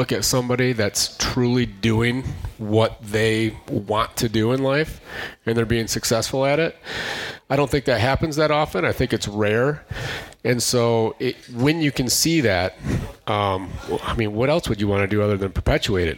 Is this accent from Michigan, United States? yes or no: yes; west Michigan, United States; I grew up in a small town out west Michigan